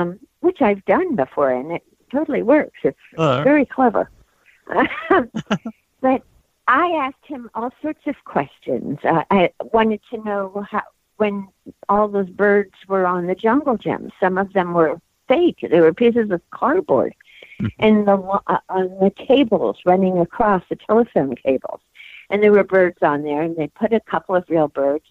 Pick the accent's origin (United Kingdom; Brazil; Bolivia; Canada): United Kingdom; Bristol, South West England; I was born in Bristol, England